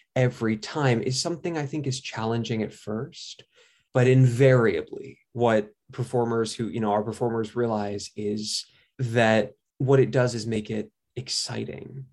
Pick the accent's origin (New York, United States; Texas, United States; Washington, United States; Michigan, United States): New York, United States; I grew up in New York